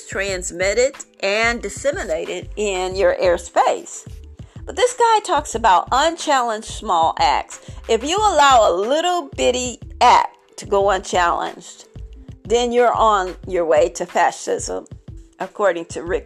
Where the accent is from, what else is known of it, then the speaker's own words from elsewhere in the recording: Barnwell, South Carolina, United States; I was traveling in my hometown today, in my town today